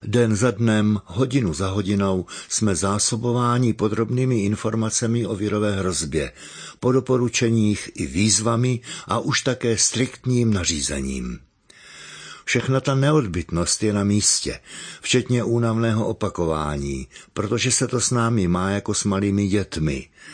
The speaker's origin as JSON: {"language": "Czech", "town": "Hradec Králové", "region": "Hradec Králové Region", "country": "Czechia", "said": "U nás v Hradci"}